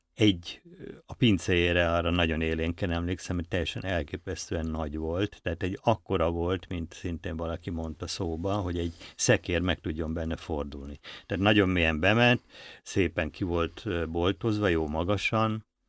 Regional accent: Budapest, Hungary; Budapesti vagyok

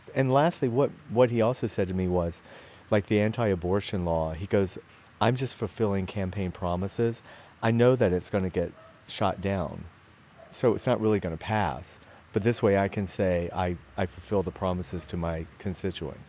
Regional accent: Athens, Georgia, United States; we grew up together in Athens, Georgia.

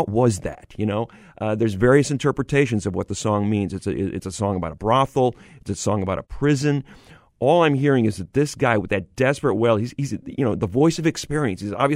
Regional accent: Syracuse, New York, United States; I grew up in Syracuse, New York

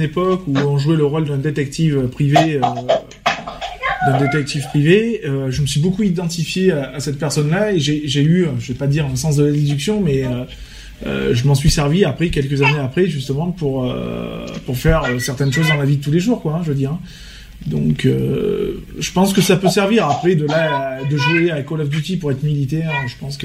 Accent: Vaucluse, Provence-Alpes-Côte d'Azur, France; on est on est majoritairement tous des Vauclusiens

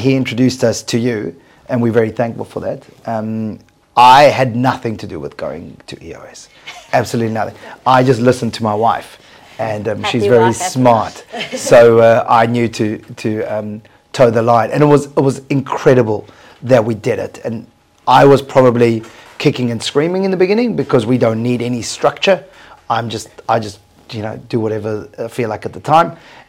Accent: South Africa; moved away; We came from South Africa. We arrived just 7 years ago. And in South Africa, I ran the largest metal recycling company in sub-Saharan Africa.

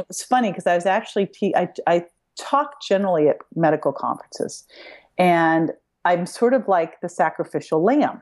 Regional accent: Berkeley, California, United States; I grew up in Berkeley

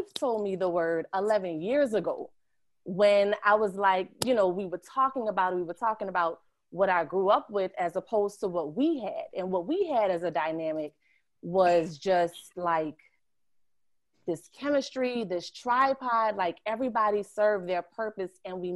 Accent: New Orleans, Louisiana, United States; also born or lived in Sheldon, South Carolina; I was born in New Orleans, 7th Ward. This is where my dad is from. But I also grew up in Oyotunji African Village, which is in Sheldon, South Carolina

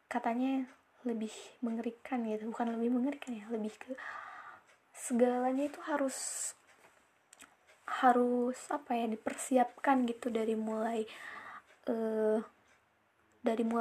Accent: West Java, Indonesia; Aku orang Sunda yang gak Sunda-Sunda banget

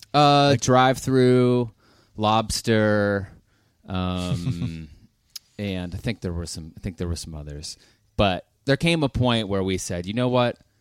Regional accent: Pittsburgh, Pennsylvania, United States; also born or lived in Nashville; I'm from Pittsburgh

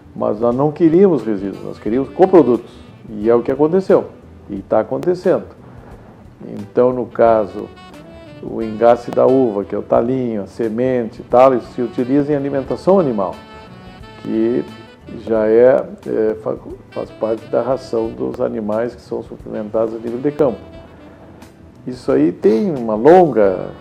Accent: Rio Grande do Sul, Brazil; accent: fronteiriço; also born or lived in Cachoeira do Sul / Santana do Livramento / Porto Alegre / Santa Maria; Então eu me considero fronteiriço, eu me criei na fronteira. Né? O sotaque é fronteiriço

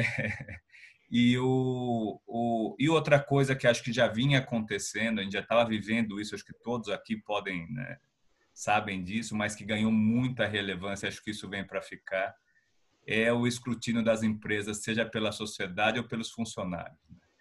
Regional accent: Piracicaba, São Paulo, Brazil; now in São Paulo, Brazil; eu sou de Piracicaba, sou do interior. Então eu cresci num ambiente de vizinhança

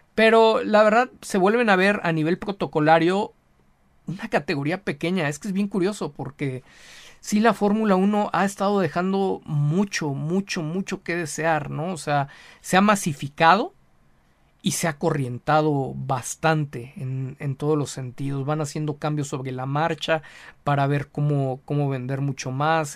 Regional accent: Mexico; como mexicano, como latinoamericano

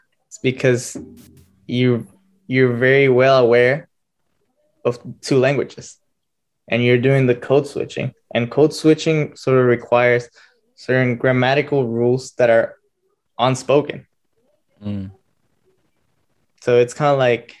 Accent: Guatemala; moved away; I was born and raised in Guatemala.

